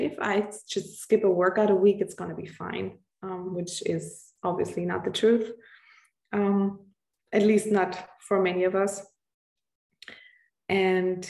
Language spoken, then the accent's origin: English; Austria; I'm from Austria